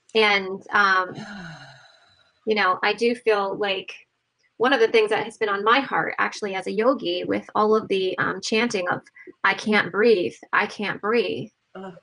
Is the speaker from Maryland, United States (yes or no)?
no; Ohio, United States; I grew up in Ohio